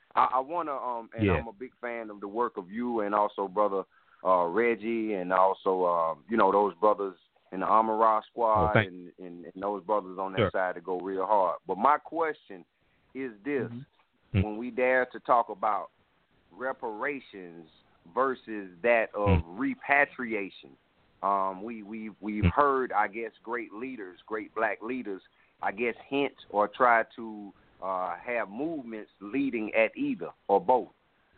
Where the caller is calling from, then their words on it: South Carolina, United States; I'm calling from South Carolina, family.